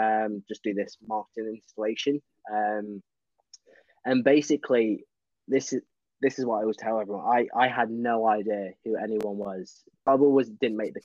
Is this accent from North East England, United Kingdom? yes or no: no; Peterborough, East of England, United Kingdom; my hometown in Peterborough